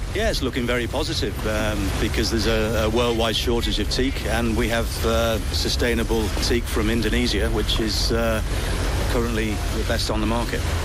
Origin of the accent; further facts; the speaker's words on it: Liverpool, North West England, United Kingdom; now in French Riviera; I'm originally from the UK, from Liverpool